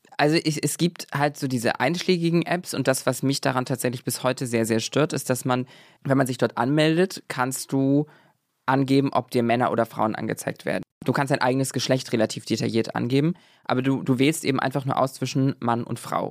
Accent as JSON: {"language": "German", "country": "Germany", "moved": "yes", "lives_now": "Berlin, Germany", "said": "ich komme aus der Nähe von Hamburg"}